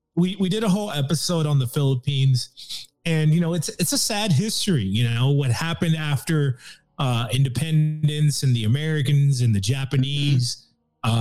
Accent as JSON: {"language": "English", "country": "Nicaragua", "said": "I'm from Nicaragua."}